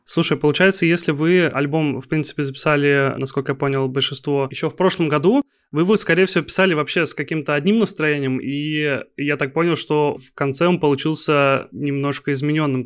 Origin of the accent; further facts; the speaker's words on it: Kaliningrad, Kaliningrad Oblast, Russia; я из Калининграда. Я на ваших концертах был у нас